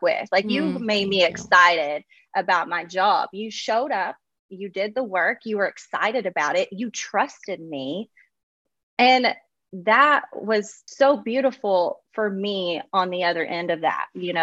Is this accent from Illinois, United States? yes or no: no; Kentucky, United States; now in Los Angeles, United States; being from Kentucky, it's kind of just how we're wired